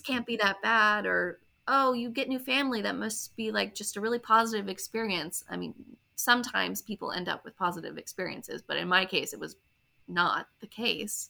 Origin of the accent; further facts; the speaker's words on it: Maryland, United States; I'm from Maryland originally